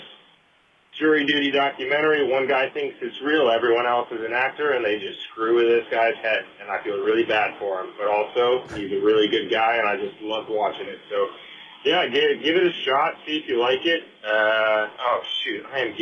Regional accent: Hancock, Michigan, United States; I'm calling from the road, but I'm from Dunder Mifflin Hancock. That's Michigan's Upper Peninsula

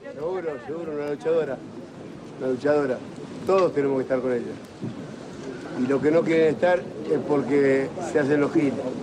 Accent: Argentina; yo como argentino

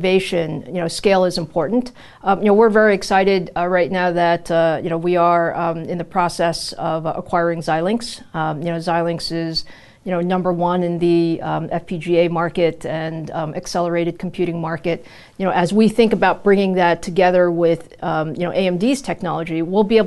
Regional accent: New York, United States; also born or lived in Taiwan; So I was born in Taiwan, and you know, my parents immigrated to the U.S. My dad was coming to graduate school here. So I grew up in New York.

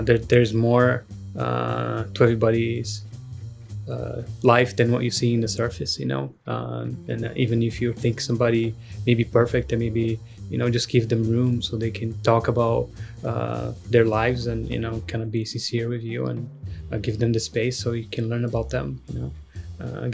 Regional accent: Brazil; moved away; growing up in Brazil

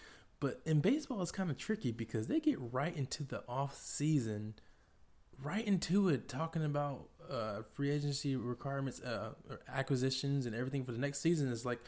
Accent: Atlanta, Georgia, United States; my hometown Atlanta Braves.

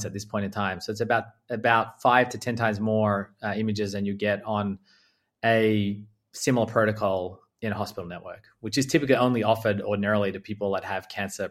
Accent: Australia; moved away; Australia, which is where I'm from, for your listeners that haven't yet characterized my accent

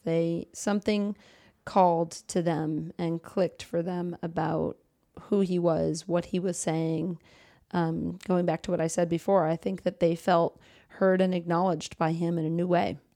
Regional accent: Boston, Massachusetts, United States; My roots are based in middle class, liberal New England. I'm from Boston

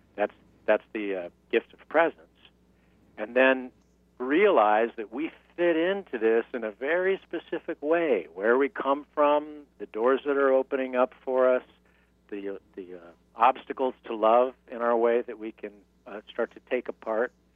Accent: San Diego, California, United States; moved away; also born or lived in New York; I'm from San Diego, California, originally

